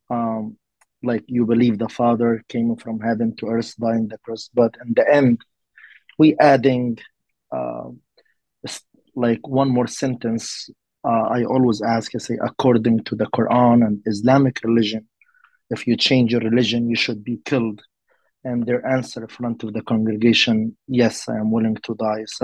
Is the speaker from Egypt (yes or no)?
yes; Egypt; now in South Florida, United States; um, I'm originally from Egypt, and I serve in South of Florida